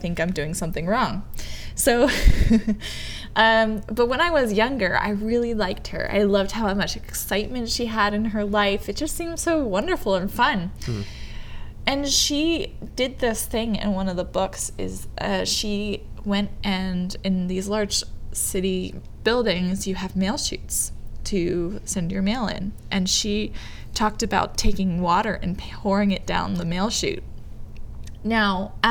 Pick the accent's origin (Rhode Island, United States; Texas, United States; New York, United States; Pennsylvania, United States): New York, United States; New York City; I grew up in New York City